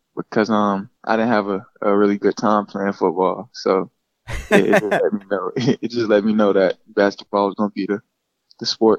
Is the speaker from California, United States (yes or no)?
no; Gainesville, Florida, United States; is from Gainesville, my mom and dad's family, so I've been here my whole life. It was kind of cool growing up in Gainesville